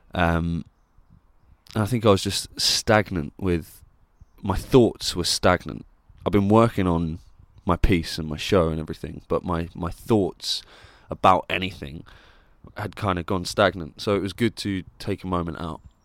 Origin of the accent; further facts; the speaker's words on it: Plymouth, South West England, United Kingdom; moved away; I'm doing this show in Plymouth in my hometown where I grew up